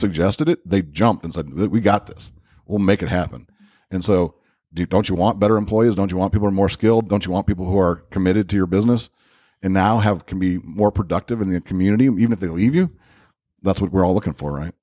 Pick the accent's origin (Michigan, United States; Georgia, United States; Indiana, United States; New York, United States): Indiana, United States; Crown Point; I grew up in Crown Point.